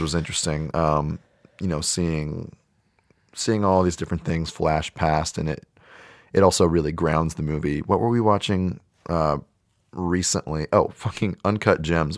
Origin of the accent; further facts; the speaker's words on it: South Bay, San Francisco Bay Area, California, United States; I'm from the South Bay, closer to San Jose, more on the peninsula